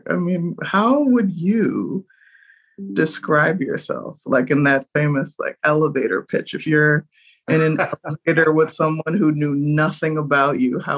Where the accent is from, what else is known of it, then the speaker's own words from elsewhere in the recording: Nigeria; I'm Nigerian